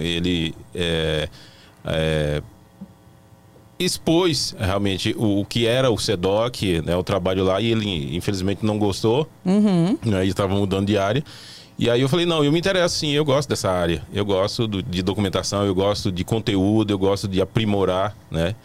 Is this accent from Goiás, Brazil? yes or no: no; Irecê, Bahia, Brazil; now in Brasília, Brazil; eu sou da Bahia, eu sou da cidade de Irecê